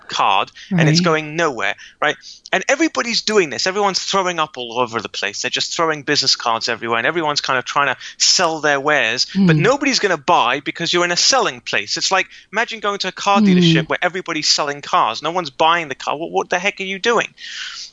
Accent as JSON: {"language": "English", "region": "London", "country": "United Kingdom", "tie": "born or raised there", "moved": "yes", "lives_now": "Israel", "said": "I was born and raised in London."}